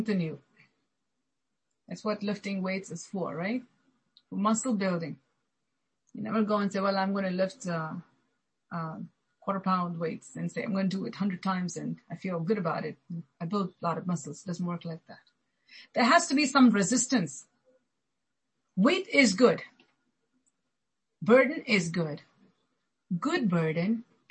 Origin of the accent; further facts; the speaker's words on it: India; growing up in India, especially if you have to go to school